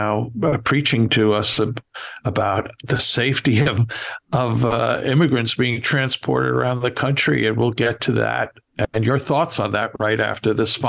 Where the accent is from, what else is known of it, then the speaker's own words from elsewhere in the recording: New York City, New York, United States; growing up in New York City in the 60s and 70s